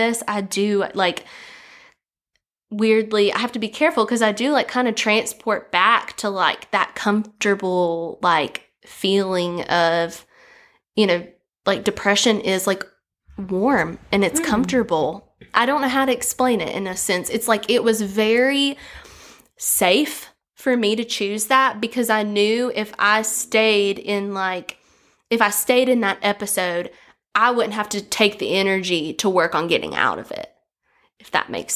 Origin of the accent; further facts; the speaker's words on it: Galax, Virginia, United States; I'm from Galax, Virginia, and I was born and raised there